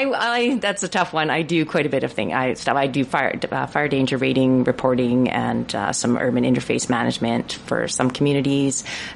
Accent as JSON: {"language": "English", "town": "Prince George", "region": "British Columbia", "country": "Canada", "tie": "born or raised there", "said": "I'm born and raised in Prince George on the traditional and unceded territory of the Tlaitlitané, and very happy to be so."}